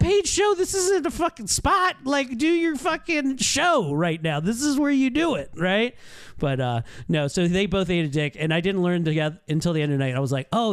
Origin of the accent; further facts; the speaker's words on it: Baltimore, Maryland, United States; I'm from Baltimore.